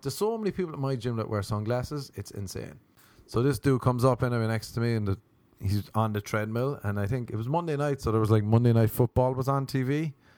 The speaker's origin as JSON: {"language": "English", "country": "Ireland", "moved": "yes", "said": "I was from Ireland"}